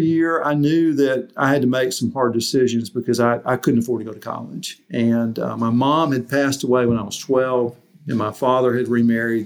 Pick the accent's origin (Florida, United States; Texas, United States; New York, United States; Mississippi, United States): Mississippi, United States; moved away as an adult; also born or lived in Arkansas; I'm from Mississippi.